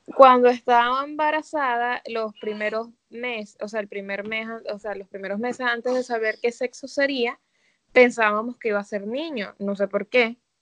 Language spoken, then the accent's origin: Spanish; Caracas, Capital District, Venezuela; moved away as an adult; also born or lived in Barquisimeto, Venezuela; now in New York, United States; yo me crié en Caracas chiquita y después me mudé a Barquisimeto y estudié, o sea, viví como desde los 12 hasta los 20 que me vine para acá